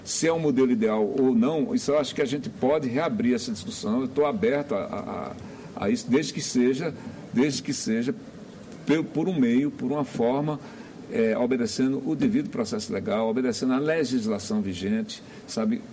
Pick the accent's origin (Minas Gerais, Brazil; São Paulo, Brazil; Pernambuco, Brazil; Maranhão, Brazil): Pernambuco, Brazil; now in Brasília, Brazil; eu sou pernambucano de nascimento